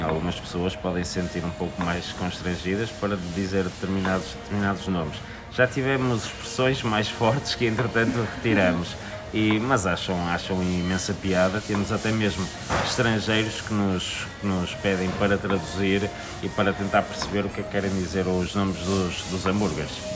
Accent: Porto, Porto District, Portugal; somos tripeiros

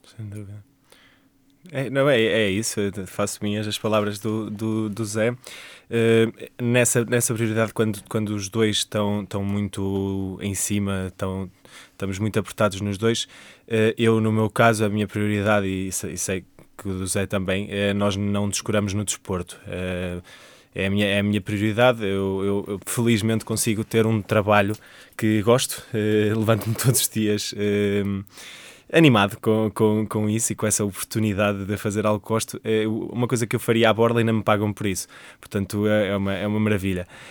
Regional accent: Coimbra, Centro, Portugal; sou natural de Coimbra, tenho 29 anos

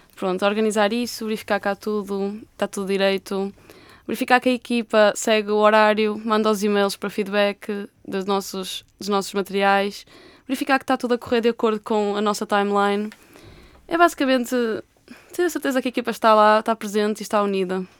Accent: Braga, Norte, Portugal; moved away as an adult; now in Porto, Portugal; eu sou de Braga e decidi estudar para o Porto

